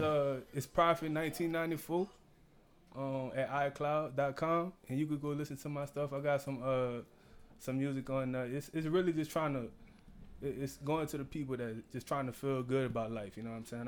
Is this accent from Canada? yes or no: no; New Orleans, Louisiana, United States; I'm from New Orleans